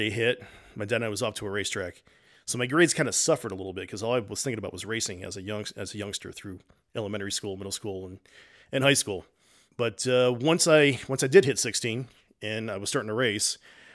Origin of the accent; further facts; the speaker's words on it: New Jersey, United States; Living in my home state of New Jersey, my earliest memories is when I was about 4 years old